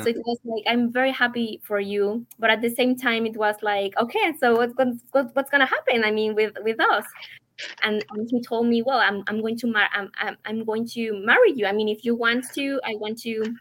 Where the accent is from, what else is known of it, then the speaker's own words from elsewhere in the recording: Mexico City, Mexico; English is a second language; moved away as an adult; now in St. Louis, United States; I am from Mexico City. I moved here 10 months ago